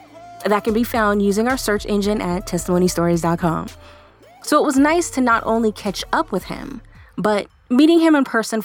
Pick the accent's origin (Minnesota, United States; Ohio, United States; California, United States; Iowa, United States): California, United States; Sacramento; Fair Oaks, California, which is basically Sacramento, my hometown.